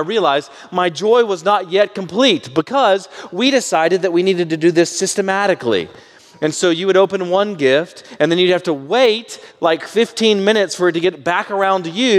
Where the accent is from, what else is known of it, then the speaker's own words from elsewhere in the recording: Baytown, Texas, United States; my mom's family all stayed within about 20 miles or so of my hometown of Baytown, Texas.